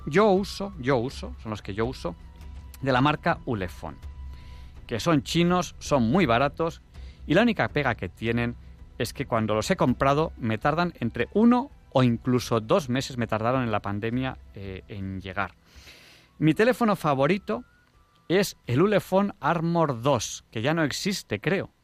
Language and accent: Spanish; Catalonia, Spain; soy catalán, que tenemos fama de ahorradores